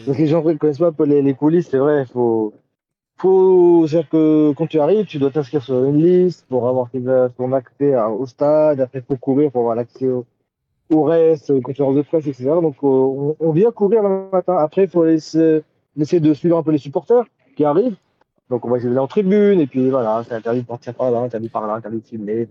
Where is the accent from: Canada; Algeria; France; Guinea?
Algeria; en tant qu'Algérien